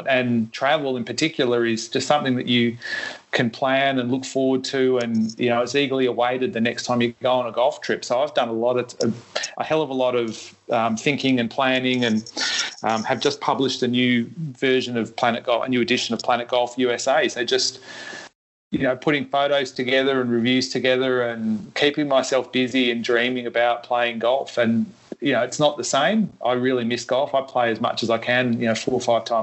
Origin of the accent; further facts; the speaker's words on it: Melbourne, Victoria, Australia; I grew up playing in Melbourne. I was a caddy at Royal Melbourne when I was very young